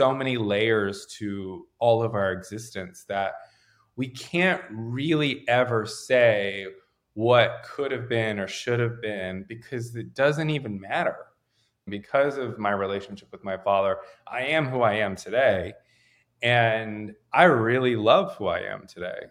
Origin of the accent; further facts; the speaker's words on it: Raleigh, North Carolina, United States; moved away as an adult; now in Los Angeles, United States; I grew up in Raleigh